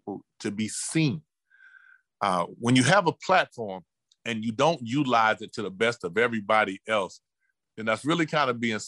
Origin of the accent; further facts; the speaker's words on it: Cleveland, Ohio, United States; moved away; I was raised in Cleveland, and the educational system was a little different